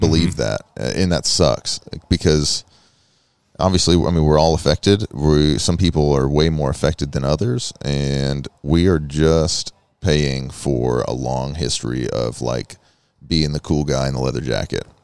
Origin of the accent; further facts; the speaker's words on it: United States; a long history of being American